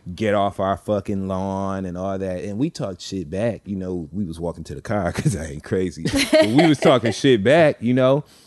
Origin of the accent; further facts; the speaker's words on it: Flint, Michigan, United States; I grew up in the Midwest in Flint, Michigan